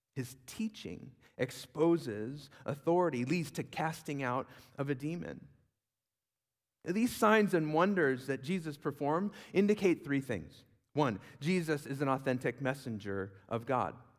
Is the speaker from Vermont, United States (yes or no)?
no; Huntington Beach, California, United States; also born or lived in Virginia; I grew up in Huntington Beach